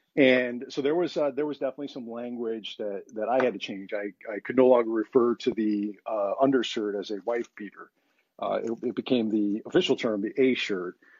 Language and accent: English; United States; being an American